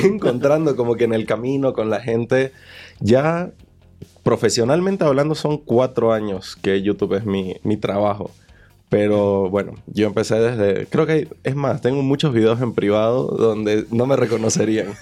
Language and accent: Spanish; Bolivia; moved away as an adult; now in Mexico; Yo soy de Bolivia